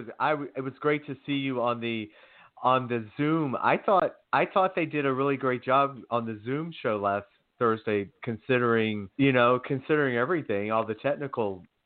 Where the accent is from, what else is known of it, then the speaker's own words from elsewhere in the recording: Georgia, United States; moved away as an adult; now in Los Angeles, United States; Well, I'm born and raised in Georgia, so I'm really tough on the accent